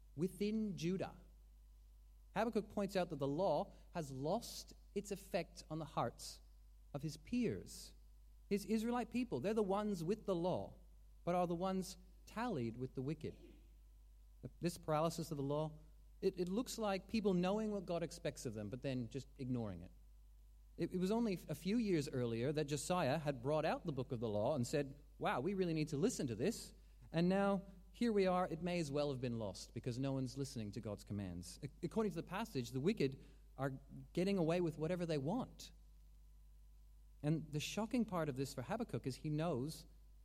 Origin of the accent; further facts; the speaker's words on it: Calgary, Alberta, Canada; we watched these stories as Calgarians